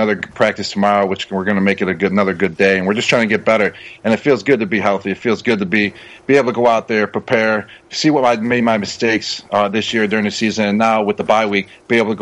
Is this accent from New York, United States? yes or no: yes; Buffalo, New York, United States; moved away as an adult; now in New England, United States; I'm from Buffalo. I grew up in Buffalo.